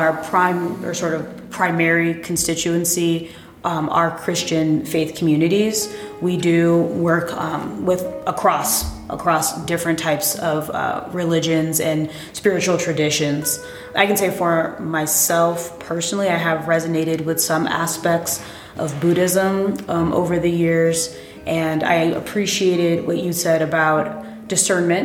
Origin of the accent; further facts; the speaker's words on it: East Coast, United States; we also both are from the East Coast